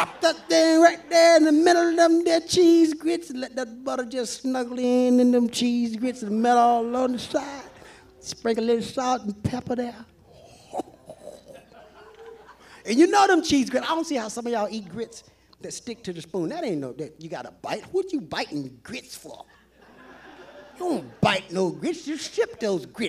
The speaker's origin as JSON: {"language": "English", "region": "the South", "country": "United States", "said": "I'm from the South. My mama used to make some awesome cheese grits"}